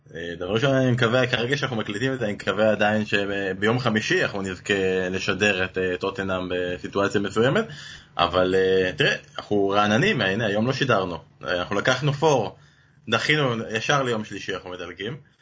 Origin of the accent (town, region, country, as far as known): Israel